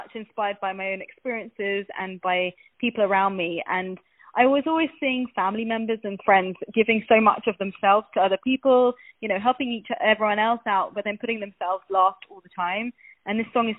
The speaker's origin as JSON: {"language": "English", "region": "London", "country": "United Kingdom", "said": "I'm from London in the UK"}